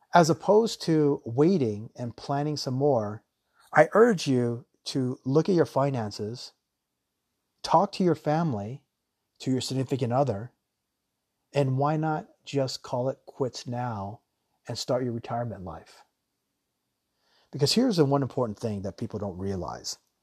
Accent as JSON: {"language": "English", "country": "United States", "moved": "yes", "lives_now": "Thailand", "said": "I myself, I'm an American"}